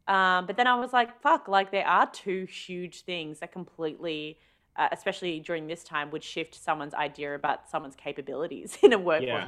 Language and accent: English; Australia; I'm Australian.